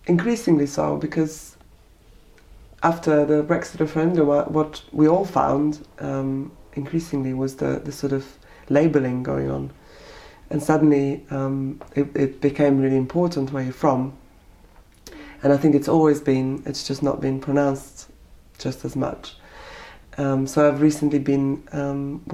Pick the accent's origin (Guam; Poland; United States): Poland; now in United Kingdom; not being recognised at home as a Polish artist